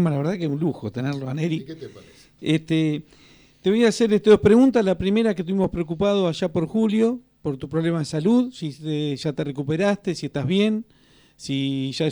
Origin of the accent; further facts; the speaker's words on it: Uruguay; now in Argentina; bueno, yo soy uruguayo, pero en el 86 este, yo estaba acá, festejé el campeonato de Argentina